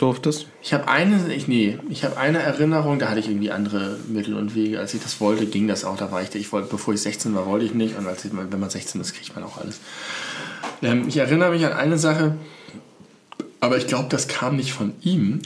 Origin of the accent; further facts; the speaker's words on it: Hamburg, Germany; bei mir in meiner Heimatstadt